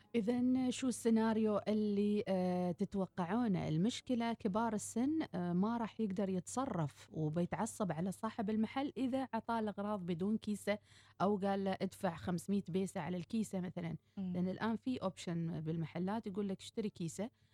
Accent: Oman; احنا كطبع عمانيين

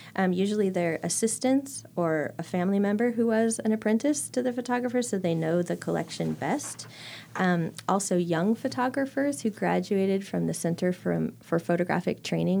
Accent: San Diego, California, United States; they found out that I was from San Diego when at the time there was a big fire.

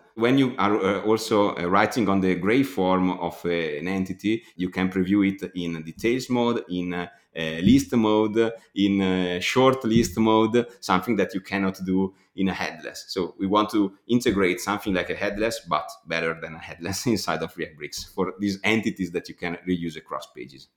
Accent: Bergamo, Lombardy, Italy; I am from Bergamo

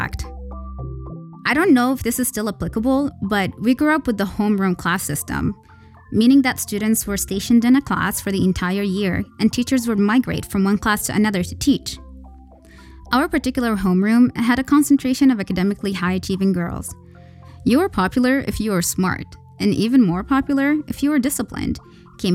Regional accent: Al-Buraimi, Al Buraimi, Oman; now in Muscat, Oman; I have no issues being from Al-Buraimi nor making that public information.

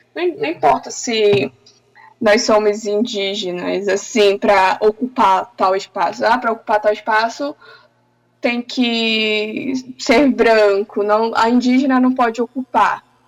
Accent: Tapajós-Arapiuns Extractive Reserve, Pará, Brazil; estava ainda na aldeia, na minha aldeia, que é na reserva extrativista Tapajós, Arapiuns, próxima à cidade.

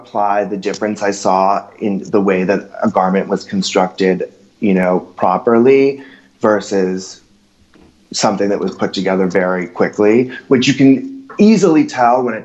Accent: New York City, New York, United States; I have the luxury of growing up in New York. So I would go and stay with my parents

